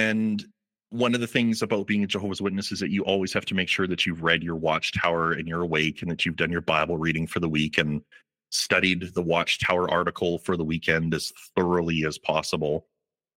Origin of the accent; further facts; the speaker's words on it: Calgary, Alberta, Canada; I was born and raised in Calgary, Alberta